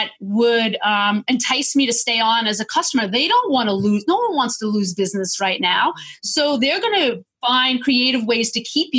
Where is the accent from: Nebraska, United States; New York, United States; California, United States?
New York, United States; Long Island; I'm a New Yorker